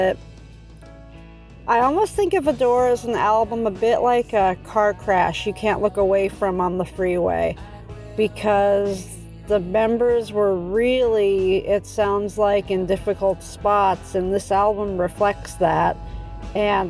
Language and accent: English; Los Angeles, California, United States; I'm from Los Angeles